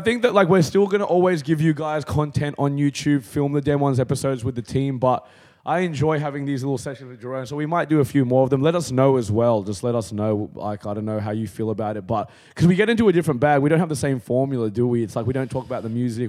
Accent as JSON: {"language": "English", "town": "Canberra", "region": "Australian Capital Territory", "country": "Australia", "tie": "born or raised there", "said": "growing up in Canberra"}